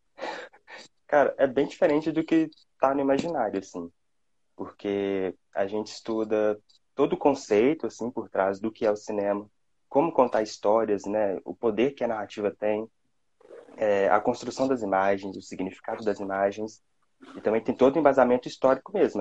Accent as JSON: {"language": "Portuguese", "town": "Belo Horizonte", "region": "Minas Gerais", "country": "Brazil", "said": "sou aqui de Minas, Belo Horizonte"}